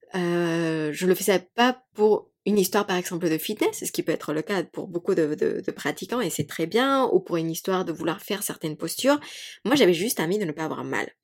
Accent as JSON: {"language": "French", "country": "Mexico", "tie": "born or raised there", "second_language": "French", "moved": "yes", "said": "moi j'ai grandi, donc j'ai grandi au Mexique"}